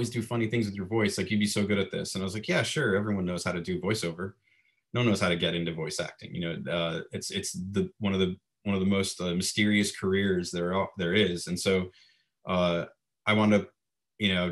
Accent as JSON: {"language": "English", "region": "Florida", "country": "United States", "also_born_or_lived": "Fort Lauderdale, Florida / Orlando, Florida", "moved": "as an adult", "lives_now": "Los Angeles, United States", "said": "I'm originally from Florida, lived in South Florida, Fort Lauderdale, and lived in Orlando for 22 years"}